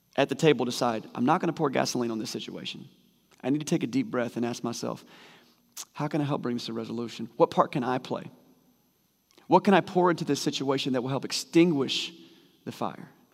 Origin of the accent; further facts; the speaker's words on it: United States; We're gun toting Americans.